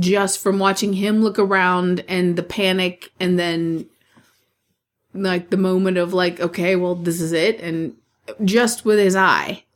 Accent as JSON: {"language": "English", "country": "United States"}